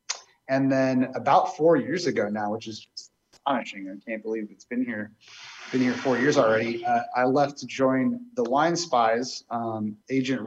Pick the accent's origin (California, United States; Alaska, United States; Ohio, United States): California, United States; Marin, Northern; I'm a Northern California native. I grew up in Marin.